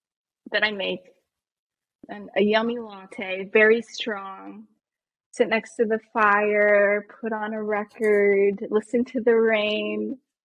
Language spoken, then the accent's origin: English; East Coast, United States; moved away; I'm from the East Coast